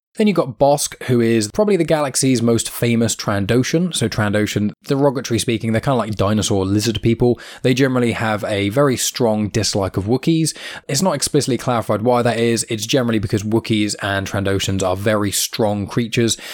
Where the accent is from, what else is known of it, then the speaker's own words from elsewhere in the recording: United Kingdom; accent: British; my accent are being British.